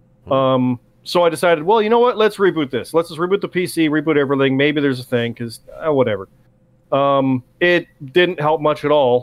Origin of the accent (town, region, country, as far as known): Canada